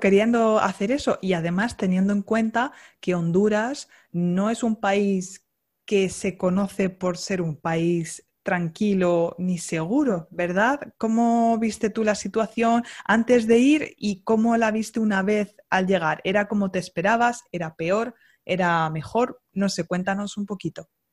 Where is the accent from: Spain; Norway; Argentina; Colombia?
Spain; Castilla-La Mancha; Una manchega como yo